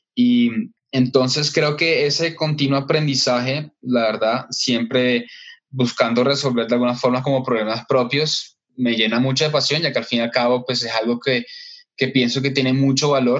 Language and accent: Spanish; Barranquilla, Atlántico, Colombia; now in Bogotá, Colombia; yo estoy en Bogotá, soy, aunque soy de Barranquilla, de la costa, pero estoy acá en Bogotá hace como ya 10